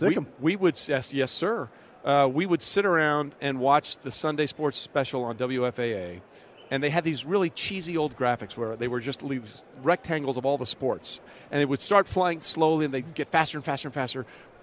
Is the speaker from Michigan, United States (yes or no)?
no; Greenwich, Connecticut, United States; born or raised there; moved away; also born or lived in Texas